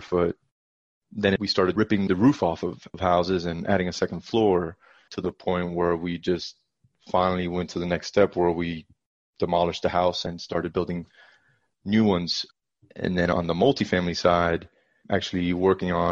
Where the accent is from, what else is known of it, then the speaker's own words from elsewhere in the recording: South Florida, United States; moved away as an adult; now in Dallas, United States; now I live in Dallas, like you mentioned, but I'm originally from South Florida